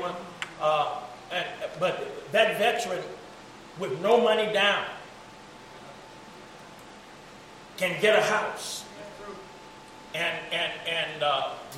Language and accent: English; East St. Louis, Illinois, United States; I grew up in Oral Weathers projects